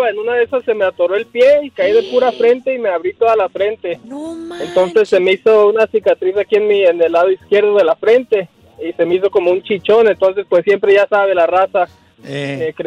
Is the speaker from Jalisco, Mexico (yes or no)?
yes; Guadalajara, Jalisco, Mexico; now in Riverside, United States; Sí, mire, yo soy de Guadalajara, ¿verdad? Me vine oh